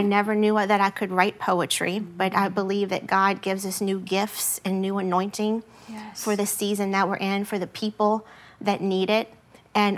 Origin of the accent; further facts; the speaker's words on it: LaPlace, Louisiana, United States; my hometown of La Place